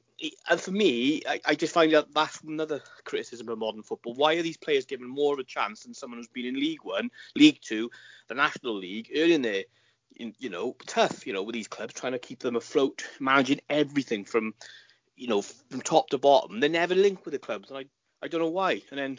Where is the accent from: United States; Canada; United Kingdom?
United Kingdom; Caerphilly, Wales; I'm a boy from Caerphilly